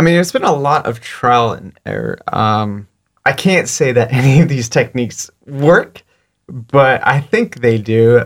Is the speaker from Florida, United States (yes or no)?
yes; Fort Lauderdale, Florida, United States; also born or lived in New Jersey; now in Pensacola, United States; I moved to Fort Lauderdale when I was six, and I grew up in Fort Lauderdale